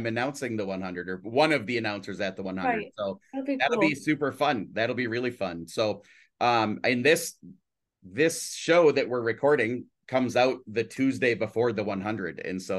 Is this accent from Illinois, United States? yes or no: no; Brainerd, Minnesota, United States; I grew up in a town of 410 people. And so I now we bus to the bigger town of Brainerd is where I live and where I'm from.